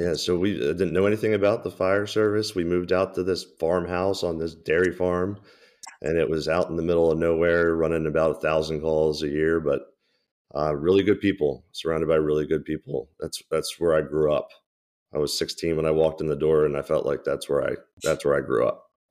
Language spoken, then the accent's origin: English; Baltimore, Maryland, United States; born and raised in Baltimore, so it's, it's cool to work where I was born and raised